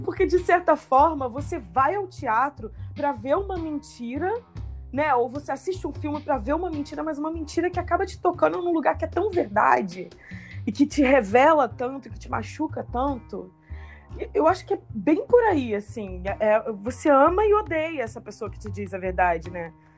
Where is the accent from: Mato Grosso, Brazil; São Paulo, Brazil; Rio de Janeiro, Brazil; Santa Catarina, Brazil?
Rio de Janeiro, Brazil; Paraíba do Sul; now in Rio de Janeiro, Brazil; eu vivi a minha infância lá em Paraíba do Sul